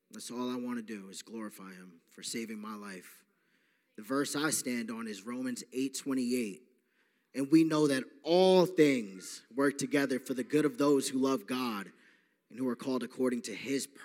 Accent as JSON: {"language": "English", "area": "Long Island", "region": "New York", "country": "United States", "said": "I am from Long Island, New York. I am 28 years old. Uh, just like Ray, I grew up uh, with a good family, but I was raised Catholic."}